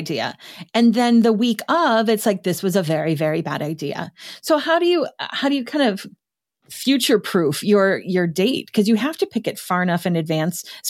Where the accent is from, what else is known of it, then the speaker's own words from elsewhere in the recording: Midwest, United States; as a Midwesterner